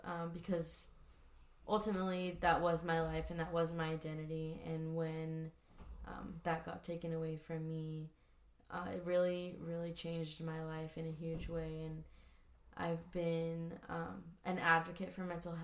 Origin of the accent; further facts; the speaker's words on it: Oceanside, California, United States; I grew up in Oceanside, California for pretty much all of my life